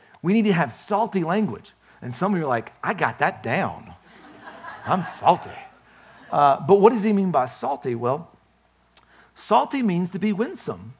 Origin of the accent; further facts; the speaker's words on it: United States; I'm an American